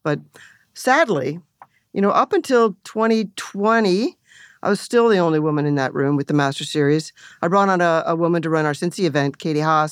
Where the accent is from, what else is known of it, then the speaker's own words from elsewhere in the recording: Canada; moved away; growing up in Canada, you know, bilingual country and working in Toronto and Montreal